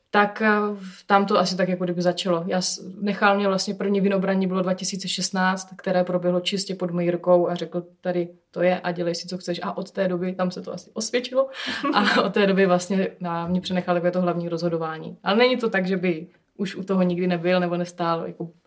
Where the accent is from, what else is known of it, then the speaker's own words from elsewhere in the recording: Hustopeče, South Moravian Region, Czechia; jsem se narodila v ústopečích a vyrůstala jsem v rodinném vinařství